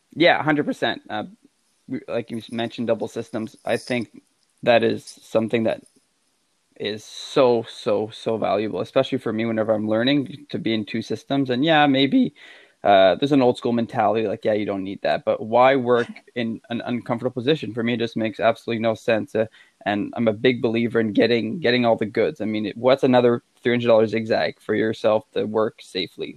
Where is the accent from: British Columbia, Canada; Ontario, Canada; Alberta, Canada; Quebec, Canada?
Quebec, Canada; I'm from Quebec and we're pretty stubborn out here, as French Canadians